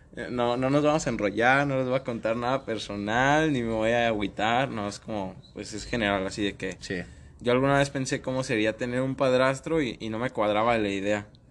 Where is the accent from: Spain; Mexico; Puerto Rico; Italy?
Mexico; somos mexicanos